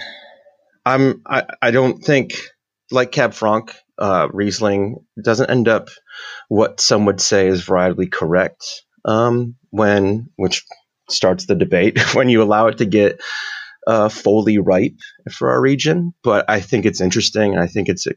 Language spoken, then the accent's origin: English; Niagara, New York, United States; So we started a winery in Niagara because I'm from Niagara